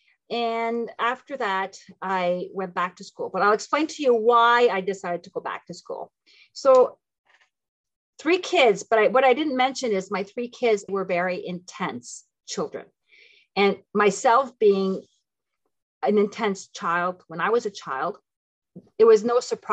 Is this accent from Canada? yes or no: yes; Ottawa, Ontario, Canada; also born or lived in Tunisia / Philippines; I am French Canadian. That's where the French name comes from. But I was raised in both languages, so I'm perfectly bilingual. I'm from Ottawa, Ontario